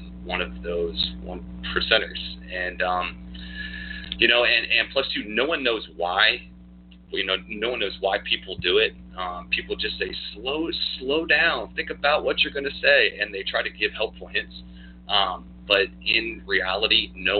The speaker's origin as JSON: {"language": "English", "town": "Newport News", "region": "Virginia", "country": "United States", "tie": "born or raised there", "said": "I was born here in Newport News, Virginia, at Riverside, and so was my wife. We were actually born 11 days apart and didn't even know it back in 1983. Born here, raised here"}